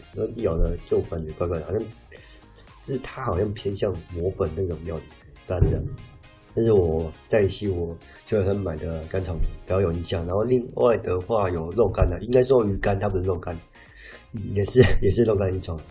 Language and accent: Chinese; southern Taiwan, Taiwan; now in northern Taiwan; 我本身是南部人